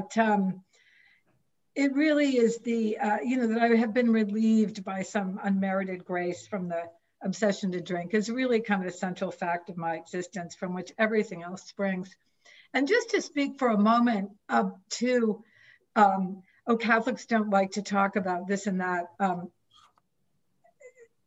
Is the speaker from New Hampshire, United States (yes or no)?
yes; coast of New Hampshire, United States; I was born and raised on the coast of New Hampshire